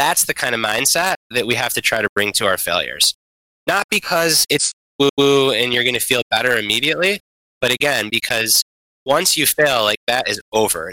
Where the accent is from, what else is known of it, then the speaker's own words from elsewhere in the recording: Detroit, Michigan, United States; my hometown Detroit Lions